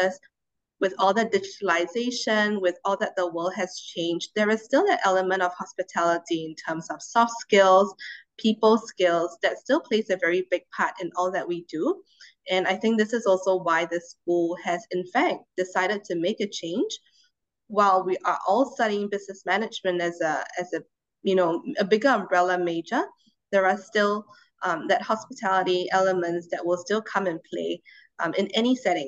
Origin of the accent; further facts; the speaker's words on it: Singapore; having lived most of my life in Singapore, we are a very politically and economically stable country